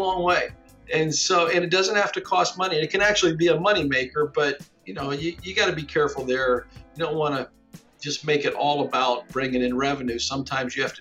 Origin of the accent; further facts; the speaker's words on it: Ada, Ohio, United States; I grew up here in Ada, and my family is multi-generation Ada.